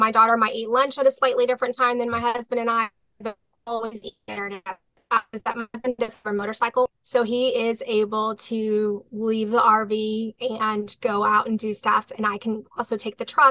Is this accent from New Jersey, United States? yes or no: no; South Texas, United States; we're from South Texas